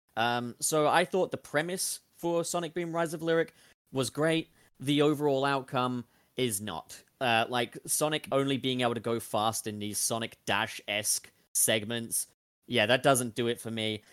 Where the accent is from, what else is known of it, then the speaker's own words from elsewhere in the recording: United Kingdom; In the U K, we don't have mountains and lakes and stuff